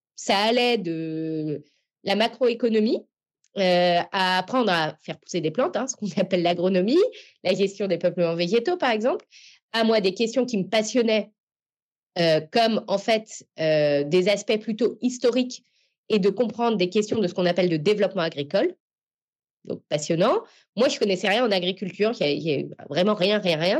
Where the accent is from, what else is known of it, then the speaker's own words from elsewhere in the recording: Paris, Île-de-France, France; j'ai grandi à Paris